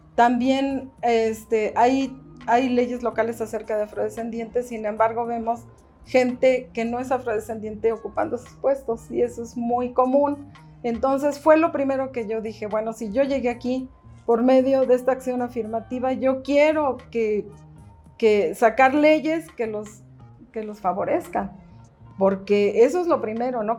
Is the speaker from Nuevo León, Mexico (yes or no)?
no; Mexico City, Mexico; nací aquí en la Ciudad de México, yo no he vivido nunca en ningún otro lugar.